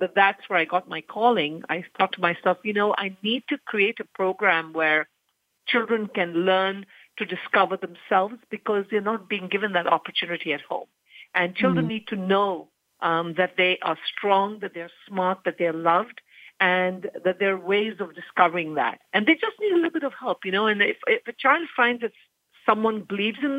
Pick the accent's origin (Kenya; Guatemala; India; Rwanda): Kenya; I was born and raised in Kenya